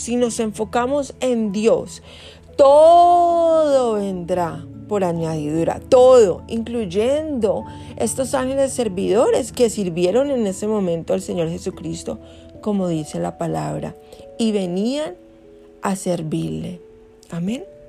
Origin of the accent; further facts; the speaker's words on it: Colombia; moved away; yo no había vuelto a, mi tierra, que yo soy colombiana.